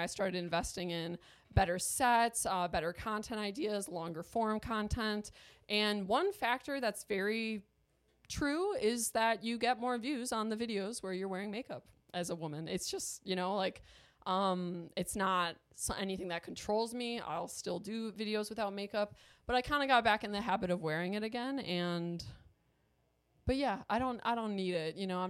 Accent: Ireland; I'll get some Botox because I'm Irish and I'd be wrinkly as hell.

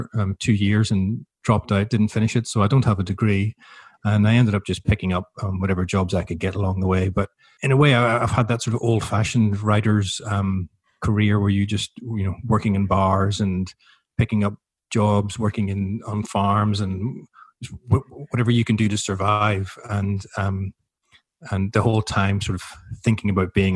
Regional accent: Belfast, Northern Ireland, United Kingdom; moved away as an adult; also born or lived in Newcastle; now in Melbourne, Australia; I was born in Belfast in 72, so right in the height of the Troubles

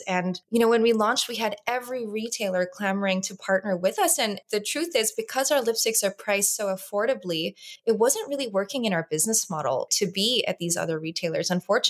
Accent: Los Angeles, California, United States; I grew up in Los Angeles. I've always been the American cousin.

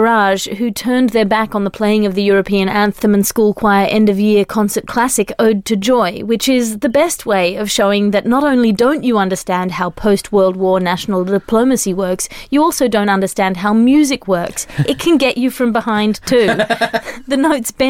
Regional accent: Australia; I'm Australian.

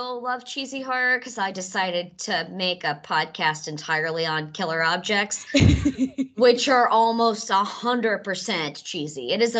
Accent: Mississippi, United States; now in New York, United States; I'm from Mississippi, where the Civil War took place.

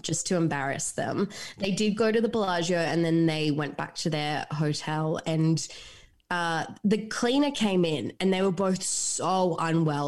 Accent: Gold Coast, Queensland, Australia; Gold Coast, my hometown.

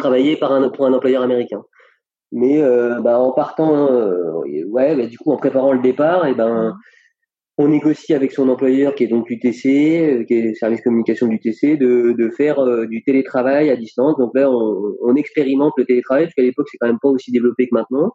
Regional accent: France; moved away as an adult; also born or lived in Compiègne / Ithaca, United States; en tant que français

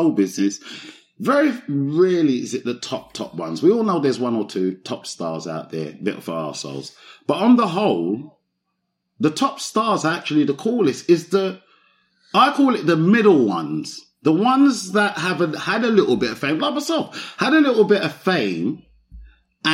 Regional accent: London, United Kingdom; I grew up in Broccoli, South East London. So I've grown up, but Southwest and Southeast. But my growing up years, the young years, was mostly in Broccoli

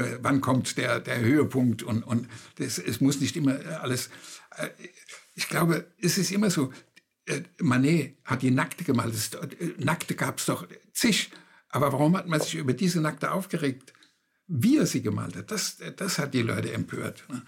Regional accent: Germany; bei uns in Deutschland, da war es sehr speziell mit Ostdeutschland

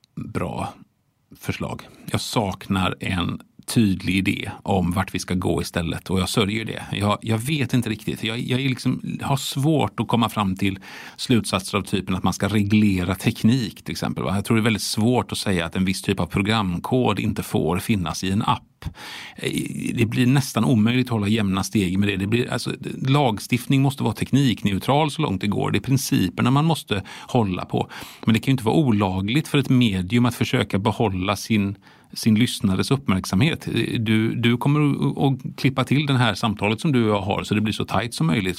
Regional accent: Sweden; vi svenskarna

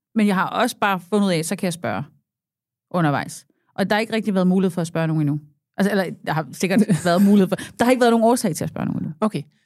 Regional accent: Southern Jutland, Southern Denmark, Denmark; jeg er sønderjyde

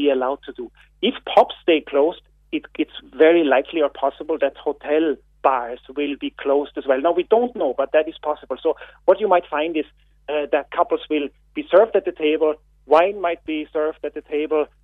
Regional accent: Austria; now in Ireland; I'm not a local. You can hear my accent. I'm from Austria

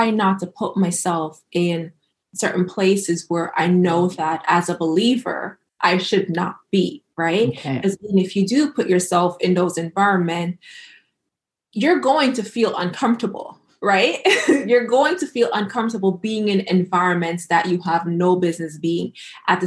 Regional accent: Jamaica; being Jamaican

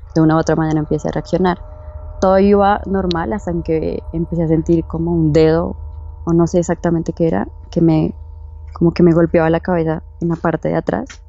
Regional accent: Bogotá, Colombia; Soy de Bogotá, Colombia.

